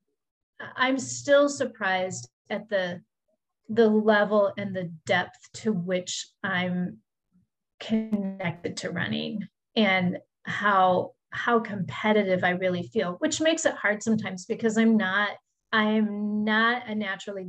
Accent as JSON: {"language": "English", "region": "Midwest", "country": "United States", "tie": "born or raised there", "said": "where I grew up in the Midwest"}